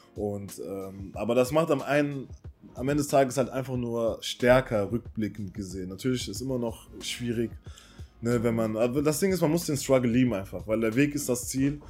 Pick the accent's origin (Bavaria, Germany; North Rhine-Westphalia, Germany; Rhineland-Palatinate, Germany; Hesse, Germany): North Rhine-Westphalia, Germany; Cologne; also born or lived in Waiblingen, Baden-Württemberg; Ich komme aus Köln, gebürtig äh, aus dem Süden, in äh, Weiblingen geboren. Das liegt in der Nähe von Stuttgart.